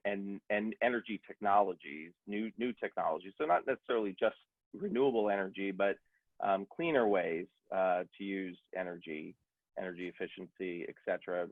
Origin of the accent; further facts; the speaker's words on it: United States; I'm an American